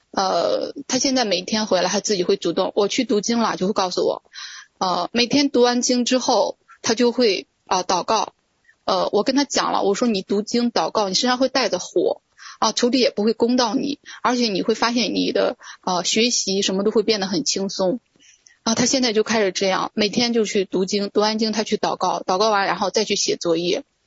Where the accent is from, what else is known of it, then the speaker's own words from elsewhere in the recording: Shandong, China; also born or lived in Beijing; now in Jinan, China; 我之前呢，是一直在北京生活，呃，二零一八年下半年的时候呢，神对我说让我回到，呃，山东济南。啊，啊，我，我老家是山东的